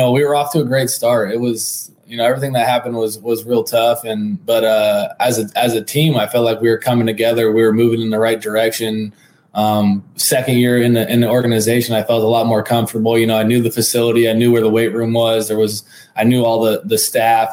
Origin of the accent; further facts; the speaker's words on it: San Diego, California, United States; growing up in San Diego, obviously all the military ties